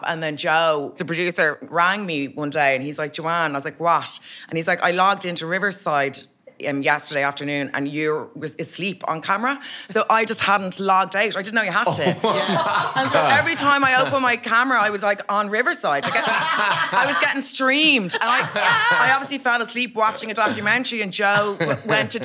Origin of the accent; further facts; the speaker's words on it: Dublin, Leinster, Ireland; moved away; We're both from Dublin